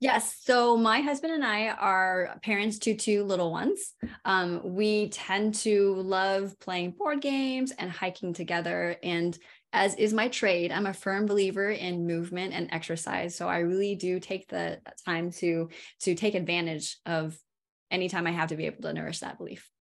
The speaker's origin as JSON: {"language": "English", "region": "California", "country": "United States", "moved": "yes", "lives_now": "Durham, United States", "said": "I'm from California originally."}